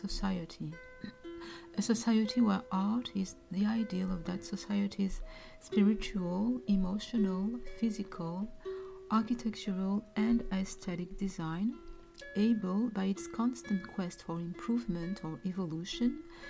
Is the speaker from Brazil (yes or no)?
no; Burkina Faso; now in Montreal, Canada; I am originally from Burkina Faso in West Africa. I live in Montreal, Canada